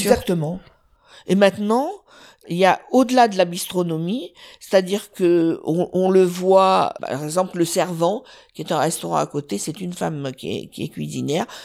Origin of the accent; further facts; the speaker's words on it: south of France, France; je suis originaire du sud